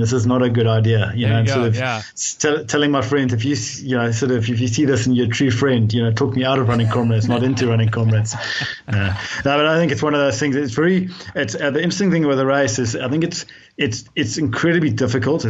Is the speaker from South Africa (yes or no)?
yes; Cape Town, Western Cape, South Africa; I grew up in Cape Town